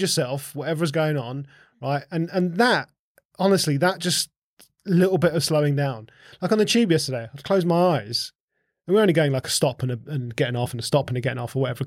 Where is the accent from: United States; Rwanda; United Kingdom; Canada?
United Kingdom; Essex, East of England; I grew up in Essex